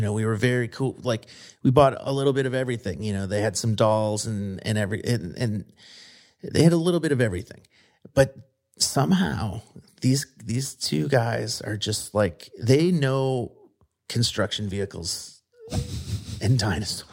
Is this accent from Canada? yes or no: no; Midwest, United States; moved away as an adult; also born or lived in Brooklyn, New York; now in Pittsburgh, United States; I was a Midwestern kid